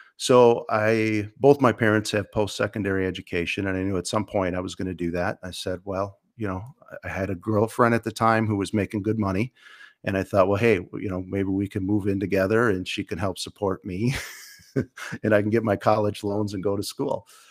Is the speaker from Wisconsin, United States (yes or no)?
yes; Menasha, Wisconsin, United States; also born or lived in Stevens Point, Wisconsin; I grew up in, in the Fox Cities, actually, uh, Neena Menashe area. I went to Menashe High School